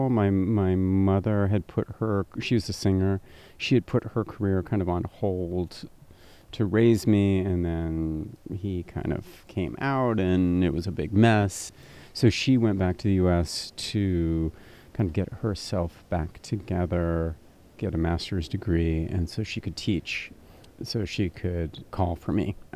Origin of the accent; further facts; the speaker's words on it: Berlin, Germany; also born or lived in Stuttgart; I was born in Stuttgart and quickly moved to Berlin right after I was born.